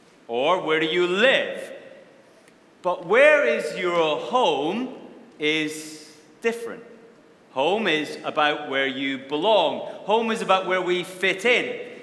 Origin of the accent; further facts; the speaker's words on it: Wishaw, Scotland, United Kingdom; also born or lived in Bellshill; I was born in a Scottish town called Belsill, which most of you have never heard of, I guess. And then I spent my first 17 years in another place that most of you have never heard of called Wishaw